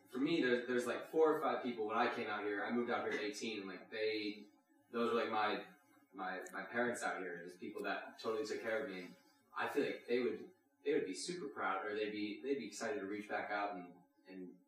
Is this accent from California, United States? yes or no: yes; Bakersfield, California, United States; I grew up in Bakersfield.